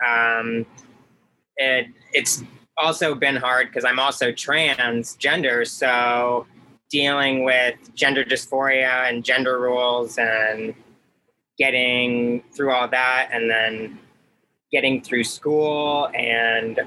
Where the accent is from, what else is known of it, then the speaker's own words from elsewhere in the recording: St. Petersburg, Florida, United States; I grew up in St. Petersburg, Florida.